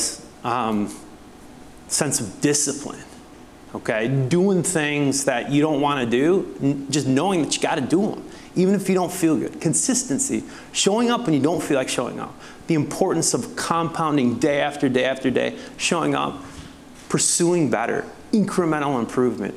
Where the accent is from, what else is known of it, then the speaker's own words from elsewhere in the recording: La Crosse, Wisconsin, United States; moved away as an adult; also born or lived in Minneapolis, Minnesota; now in Atlanta, United States; I was raised here in La Crosse, Wisconsin